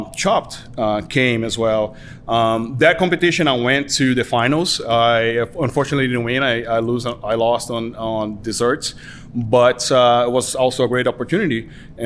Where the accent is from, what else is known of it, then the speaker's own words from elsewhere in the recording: Brazil; moved away as an adult; I was born and raised in Brazil